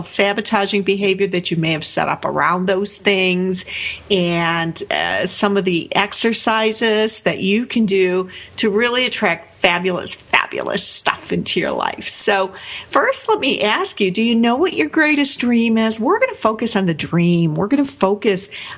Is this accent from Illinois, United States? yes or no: yes; Chicago, Illinois, United States; down into Chicago to where I grew up in Wicker Park